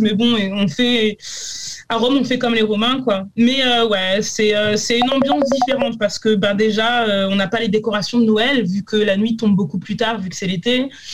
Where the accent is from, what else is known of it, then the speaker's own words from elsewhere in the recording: France; now in New Zealand; je suis française